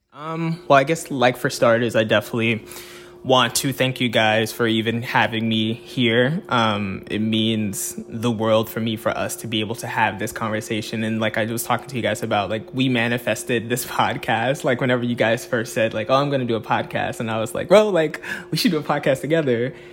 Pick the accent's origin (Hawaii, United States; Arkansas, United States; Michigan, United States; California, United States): Arkansas, United States; Fayetteville; was born and raised in Fayetteville, Arkansas